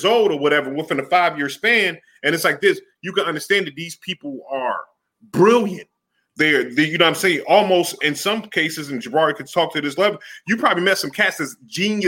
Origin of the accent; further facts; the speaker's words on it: Philadelphia, Pennsylvania, United States; I grew up in Philly